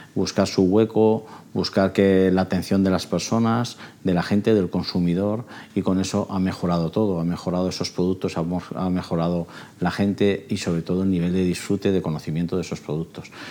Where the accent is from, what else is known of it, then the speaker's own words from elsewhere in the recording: Logroño, La Rioja, Spain; also born or lived in Soria; Yo al final nacer nací en Soria. Me vine a vivir a los dos años a Logroño, o sea, soy soriano. Me, me considero riojano, sin duda.